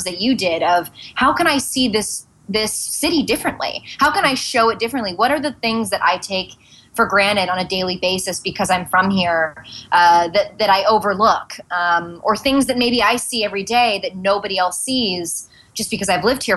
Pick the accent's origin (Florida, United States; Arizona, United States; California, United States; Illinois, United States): California, United States; Santa Monica; also born or lived in Venice, Los Angeles; now in New York, United States; my parents' apartment in Santa Monica. I'm like, and here's where I was born and raised